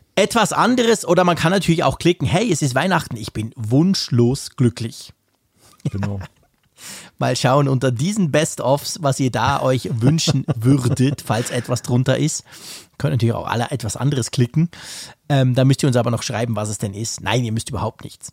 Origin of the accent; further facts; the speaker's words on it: Switzerland; bei uns in der Schweiz